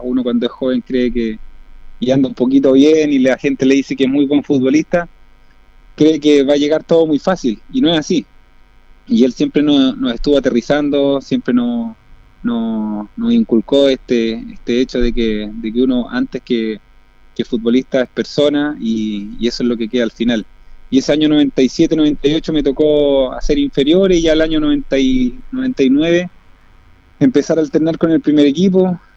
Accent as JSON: {"language": "Spanish", "town": "Linares", "region": "Maule", "country": "Chile", "tie": "born or raised there", "said": "yo soy nacido y criado en Linares"}